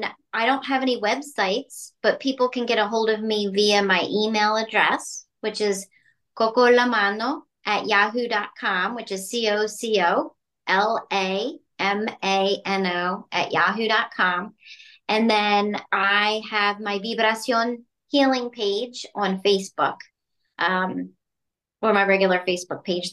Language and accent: English; outside Philadelphia, Pennsylvania, United States; I grew up outside Philly.